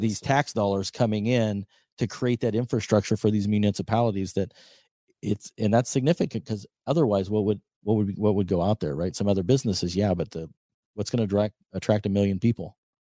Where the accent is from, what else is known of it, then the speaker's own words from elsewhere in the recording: Nebraska, United States; my home state of Nebraska